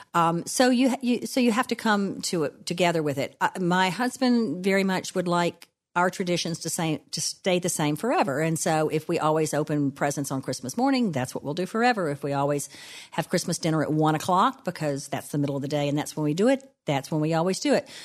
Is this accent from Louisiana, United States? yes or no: yes; DeRidder, Louisiana, United States; now in New Orleans, United States; I am a child of the South. I grew up in DeRidder, Louisiana, and I still live in New Orleans, Louisiana